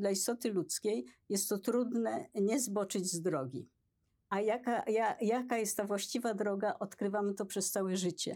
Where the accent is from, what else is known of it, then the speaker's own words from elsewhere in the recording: Poland; ja się urodziłam w Polsce